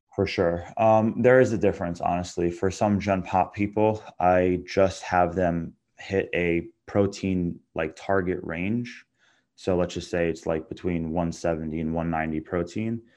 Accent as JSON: {"language": "English", "area": "Long Island", "region": "New York", "country": "United States", "said": "I'm from Long Island, New York."}